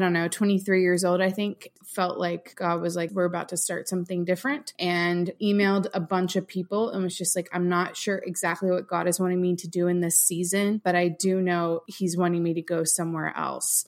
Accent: St. Petersburg, Florida, United States; moved away as an adult; also born or lived in West Palm Beach, Florida; now in Franklin, United States; I grew up in St. Petersburg, so just south of you

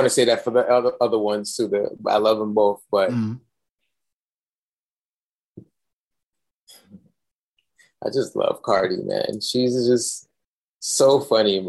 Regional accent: New York, United States; I'm from New York

